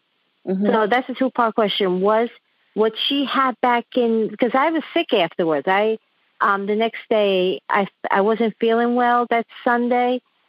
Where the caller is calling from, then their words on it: New York City, New York, United States; I'm calling from the Epic Center of the Coronavirus, Queens, New York.